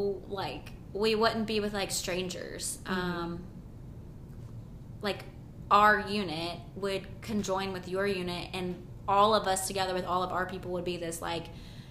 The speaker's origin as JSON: {"language": "English", "region": "the South", "country": "United States", "tie": "born or raised there", "said": "I grew up in the South."}